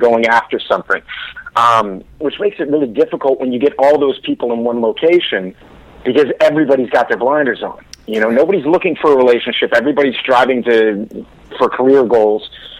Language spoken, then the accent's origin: English; Miami, Florida, United States; Jen, I know you came from Miami. I came from Miami.